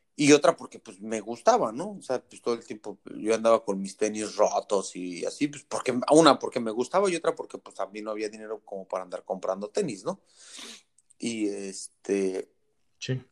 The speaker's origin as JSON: {"language": "Spanish", "country": "Mexico", "moved": "as an adult", "lives_now": "United States", "said": "yo me vine de México"}